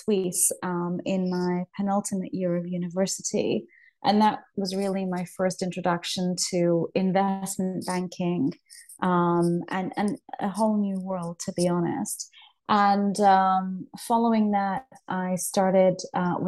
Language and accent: English; Leicester, East Midlands, United Kingdom; moved away as an adult; also born or lived in United States / India; I'm originally from Leicester. That's my hometown in Midlands here in UK.